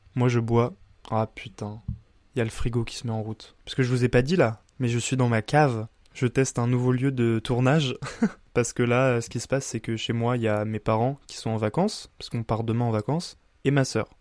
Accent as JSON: {"language": "French", "town": "Bar-le-Duc", "region": "Grand Est", "country": "France", "said": "dans une petite ville de 15 000 habitants comme euh, chez moi à Bar-le-Duc"}